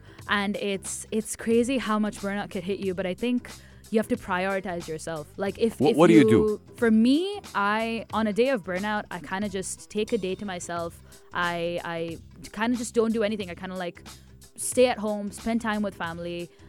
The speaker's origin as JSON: {"language": "English", "region": "Tamil Nadu", "country": "India", "first_language": "Tamil", "second_language": "English", "said": "I'm Tamilian, South India, that's the language I speak, but I'm not as comfortable with Tamil music as I am"}